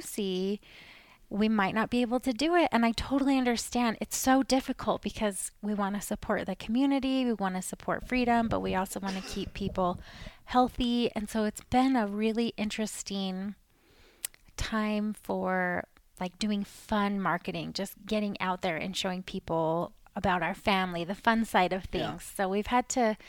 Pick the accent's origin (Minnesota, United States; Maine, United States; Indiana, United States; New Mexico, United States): Maine, United States; moved away as an adult; also born or lived in Utah; I'm from Maine originally